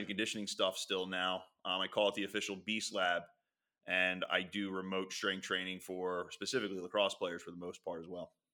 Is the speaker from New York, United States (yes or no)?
no; Philadelphia, Pennsylvania, United States; also born or lived in Springfield, Delaware County; I grew up in Philadelphia